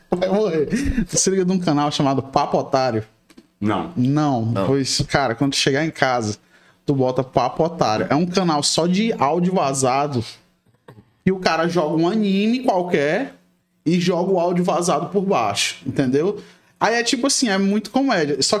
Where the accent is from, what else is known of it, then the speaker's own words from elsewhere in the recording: Rio de Janeiro, Brazil; Eu nasci no Rio de Janeiro.